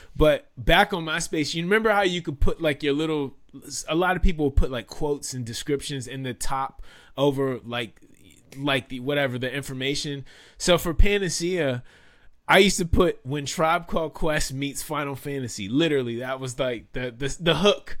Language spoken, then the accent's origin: English; Washington, District of Columbia, United States; also born or lived in Maryland; I am from Washington, D C. I'm a native Washingtonian